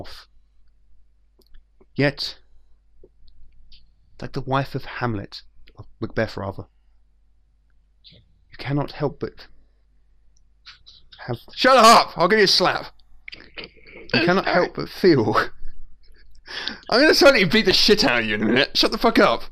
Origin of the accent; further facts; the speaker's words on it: England, United Kingdom; I'm English